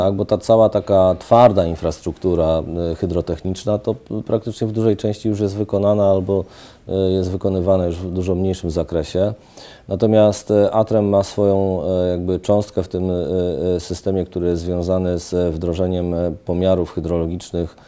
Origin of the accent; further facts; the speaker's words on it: Poznań, Greater Poland, Poland; jestem, jestem poznaniakiem